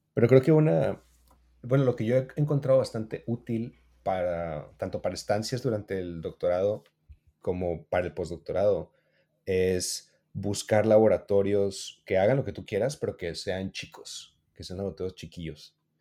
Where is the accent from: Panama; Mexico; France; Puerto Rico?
Mexico; somos de México